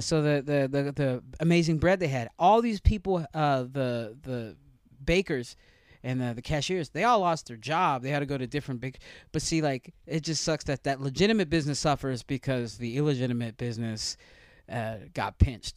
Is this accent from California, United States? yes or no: yes; Stockton, California, United States; my hometown of Stockton